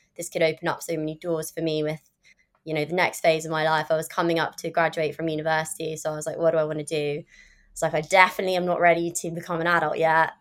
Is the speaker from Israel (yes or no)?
no; London, United Kingdom; also born or lived in California; obviously I'm from London